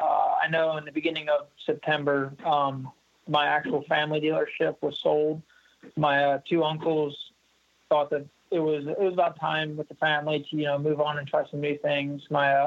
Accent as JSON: {"language": "English", "town": "Warrington", "region": "Pennsylvania", "country": "United States", "tie": "born or raised there", "also_born_or_lived": "Trevose, Pennsylvania", "said": "I grew up in Warrington, just a little bit northeast of there, but just kind of a small little town"}